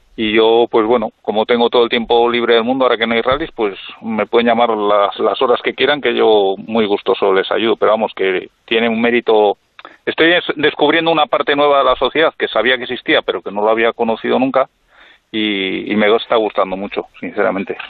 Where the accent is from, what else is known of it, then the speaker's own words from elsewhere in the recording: Villacarriedo, Cantabria, Spain; Nosotros somos de Villacarrido